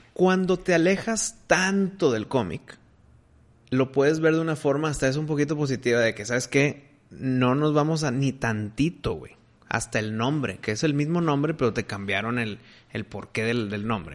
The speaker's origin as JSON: {"language": "Spanish", "country": "Mexico", "said": "soy mexicano"}